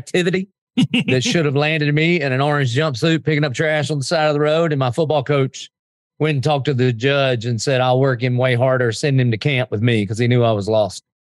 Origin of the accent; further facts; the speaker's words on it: the South, United States; I mean, we would all say we're Christians because we're from the South, but we believe in, you know, the Lord and NASCAR and SEC football and grits.